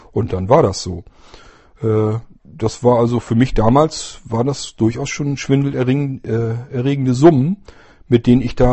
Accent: Lower Saxony, Germany; weil die werden hier in den kleineren Dörfern und Städten, ich bin also auf dem Land groß geworden, äh, werden die nicht ausgebildet. Das heißt, du müsstest zumindest nach Bremen oder Hannover

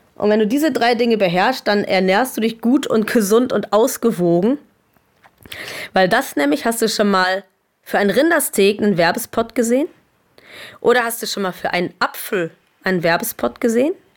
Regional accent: Germany; bei uns in Deutschland

